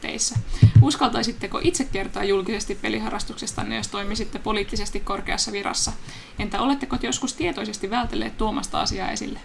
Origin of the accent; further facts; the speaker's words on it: Turku, Southwest Finland, Finland; accent: Turku dialect; mun tulee turkulainen murre